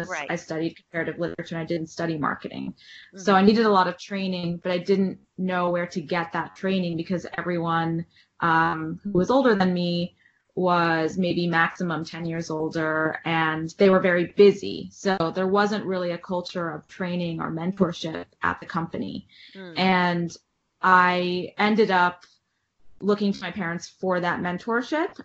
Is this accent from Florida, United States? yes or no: no; New York City, New York, United States; also born or lived in Washington, D.C.; I grew up in New York City and I left for college